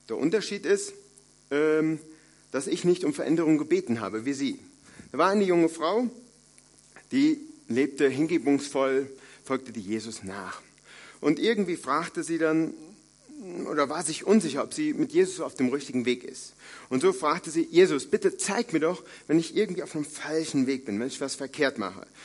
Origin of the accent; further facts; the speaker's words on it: North Rhine-Westphalia, Germany; Ich komme aus dem Siegerland, äh, also einer frommen Kante in Deutschland.